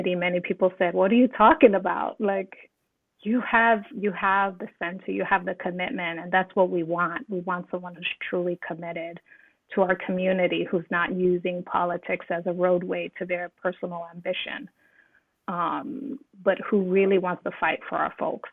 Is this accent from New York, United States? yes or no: yes; New York City, New York, United States; I grew up in East New York, Brooklyn